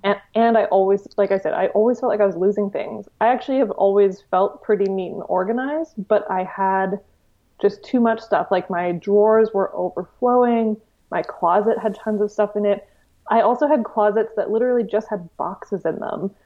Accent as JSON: {"language": "English", "town": "Victoria", "region": "British Columbia", "country": "Canada", "tie": "born or raised there", "said": "Victoria, which is my hometown"}